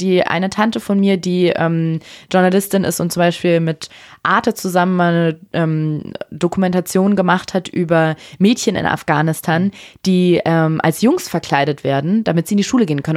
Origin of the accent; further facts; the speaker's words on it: Berlin, Germany; ich bin in Berlin geboren